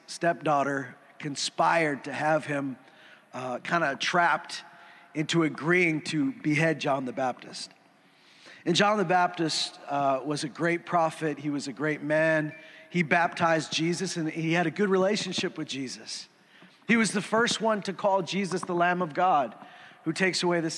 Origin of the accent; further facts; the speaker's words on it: Saskatchewan, Canada; also born or lived in Alberta; I grew up in Saskatchewan. I mean, I was born here. I've lived in Saskatchewan and Alberta